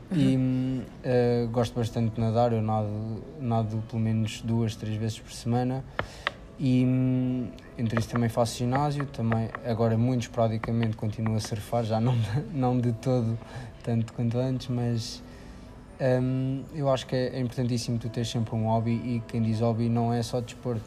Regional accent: Figueira da Foz, Centro, Portugal; sou da Figueira da Foz.

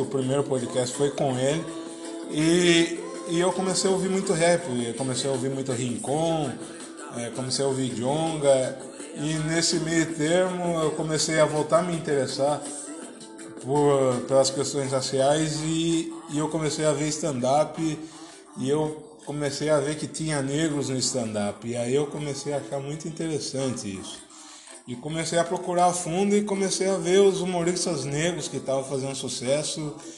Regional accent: Tatuí, São Paulo, Brazil; also born or lived in Piracicaba; Eu nasci em Piracicaba, mas moro em Tatuí

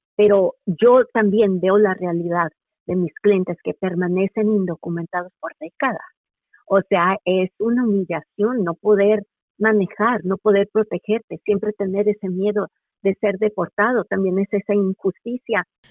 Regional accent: United States; No solamente estoy hablando desde la perspectiva como estadounidense

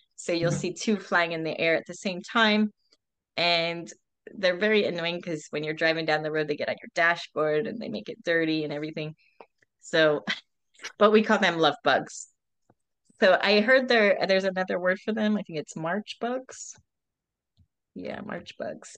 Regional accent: Pennsylvania, United States; moved away as an adult; now in Florida, United States; I'm actually from Pennsylvania originally

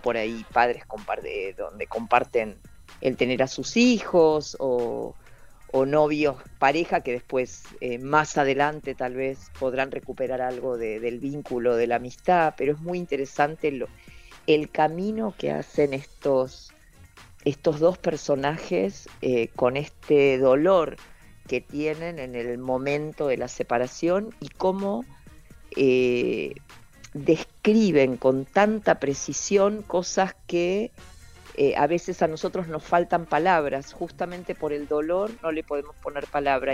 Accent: Rosario, Santa Fe, Argentina; now in Buenos Aires, Argentina; yo resido en Buenos Aires, soy rosarina, pero, pero vivo, vivo en Capital

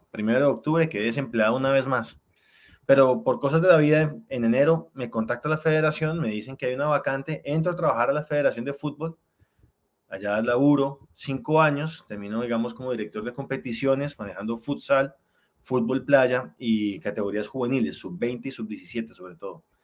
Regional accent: Popayán, Cauca, Colombia; born there; soy de Colombia, como ya me presentaron. Nací en Popayán, que hay suroccidente, pegadito a Cali.

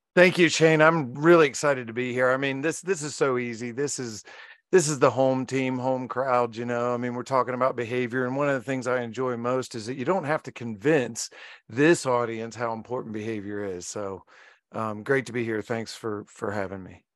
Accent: Virginia, United States; I was born in Virginia

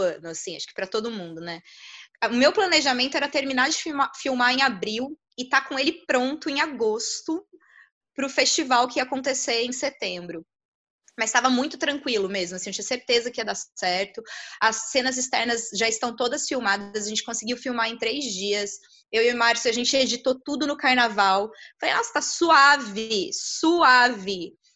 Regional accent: São José dos Campos, São Paulo, Brazil; eu sou de São José, mas eu assisti aqui em Taubaté

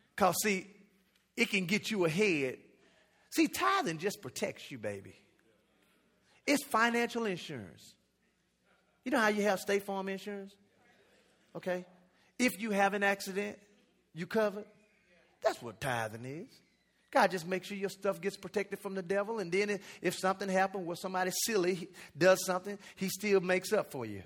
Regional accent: United States; also born or lived in Jamaica; I'm American, so I was out there going to school

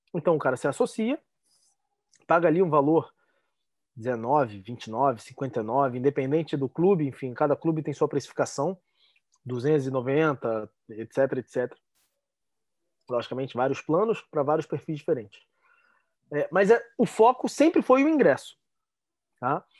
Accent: Rio de Janeiro, Brazil; ainda mais sendo carioca

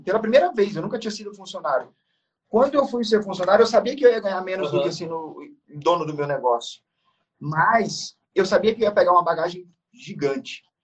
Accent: interior of Maranhão, Brazil; now in São Paulo, Brazil; eu sou do, eu sou do, do, Maranhão, interior do Maranhão. Hoje eu moro em São Paulo, mas eu sou nascido no Maranhão, uma cidade muito pequena.

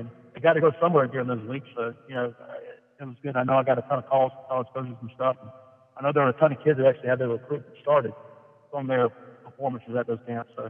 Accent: Myrtle Beach, South Carolina, United States; When I grew up in Myrtle Beach in the late 90s

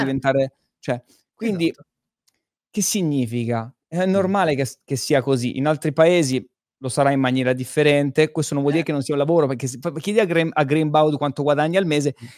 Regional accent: Pescara, Abruzzo, Italy; vengo da Pescara

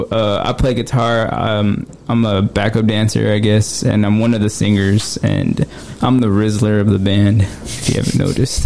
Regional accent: Houston, Texas, United States; I'm actually from the North Side. I'm from 45 and Parker.

